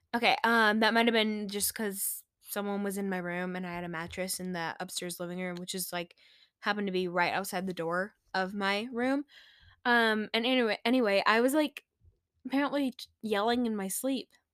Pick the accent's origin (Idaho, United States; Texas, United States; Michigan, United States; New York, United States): Texas, United States; we're from Texas.